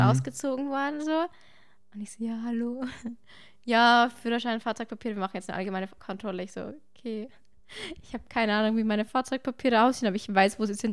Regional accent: Bavaria, Germany; Bei uns in Bayern

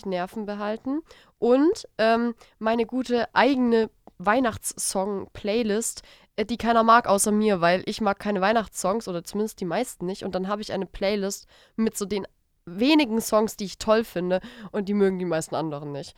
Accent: Stuttgart area, Baden-Württemberg, Germany; ich komme ich komm ja aus, äh, aus der Richtung von Stuttgart

